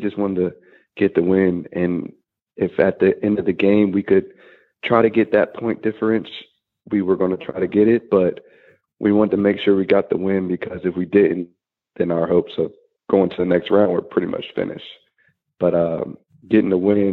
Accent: Winston-Salem, North Carolina, United States; it was one of the main reasons I went to Wake Forest, was because it was my hometown

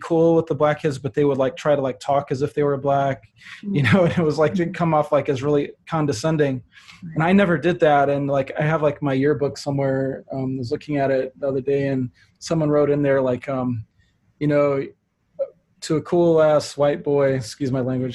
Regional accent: St. Louis, Missouri, United States; I am from St. Louis, Missouri, and that's where I converted. I grew up in family

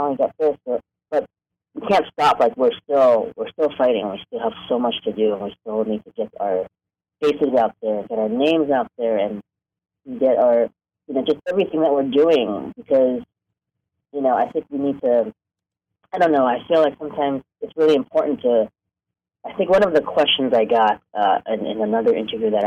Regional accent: New York, United States; moved away as an adult; also born or lived in Hong Kong; now in Los Angeles, United States; I grew up in New York. I was born in Hong Kong, but I grew up in New York

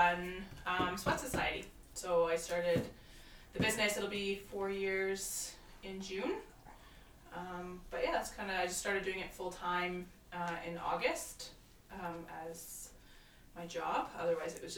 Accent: Calgary, Alberta, Canada; also born or lived in Victoria; I'm from Calgary

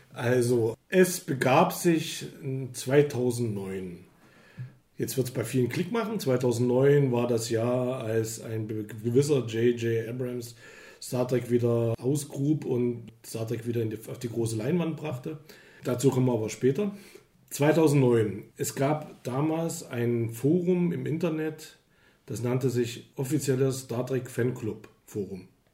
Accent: East Germany, Germany; ich bin ja ein Ostbürger, ich, also, ich komme aus dem Osten.

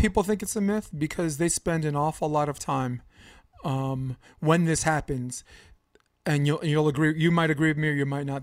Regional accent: New York City, New York, United States; also born or lived in Coney Island, New York / Harlem, New York; I grew up on Flatbush Avenue

